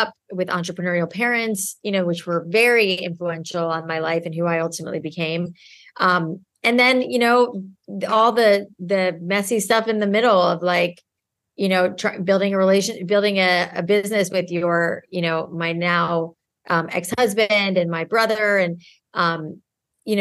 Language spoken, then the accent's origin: English; South Florida, United States; I grew up in South Florida where it was so humid